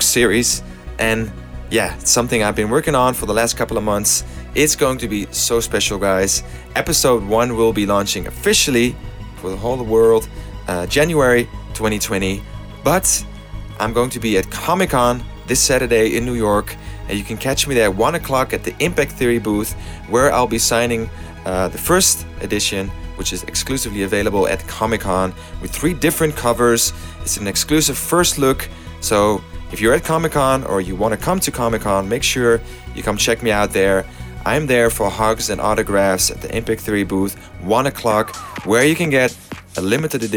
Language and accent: English; Amsterdam, North Holland, Netherlands; Amsterdam, in my hometown